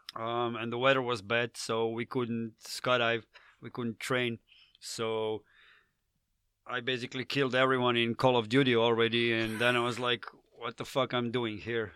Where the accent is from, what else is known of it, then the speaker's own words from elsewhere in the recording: Slovenia; accent: Slavic; English is a second language; I'm from Slovenia